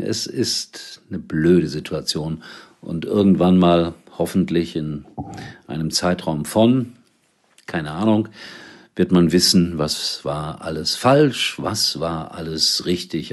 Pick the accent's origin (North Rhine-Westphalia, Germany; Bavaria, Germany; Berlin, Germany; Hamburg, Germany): North Rhine-Westphalia, Germany; Gelsenkirchen; ich bin am Rhein-Herne-Kanal groß geworden, in Gelsenkirchen